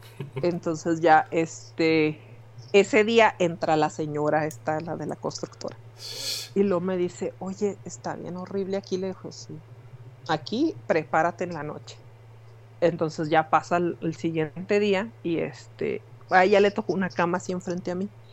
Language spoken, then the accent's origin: Spanish; Mexico; yo soy del barrio de Londres